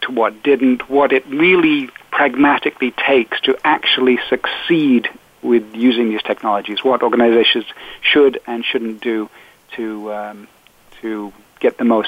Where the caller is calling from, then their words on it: Port Moody, British Columbia, Canada; I am calling you today from a little town called Port Moody on the outskirts of Vancouver.